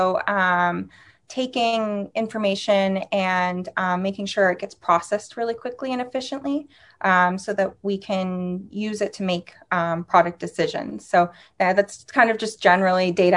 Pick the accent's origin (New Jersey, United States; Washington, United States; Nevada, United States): Washington, United States; Seattle; moved away as an adult; also born or lived in Tel Aviv, Israel / New York; now in Seattle, United States; I grew up in Seattle